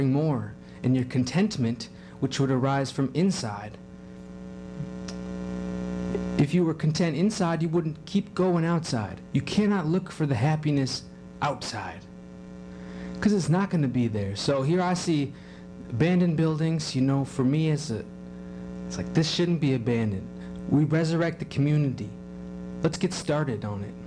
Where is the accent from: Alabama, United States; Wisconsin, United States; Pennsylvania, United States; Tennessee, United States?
Wisconsin, United States; Kenosha; I'm in my hometown, and I don't see anybody anymore. So I was driving around. I noticed, you know, Kenosha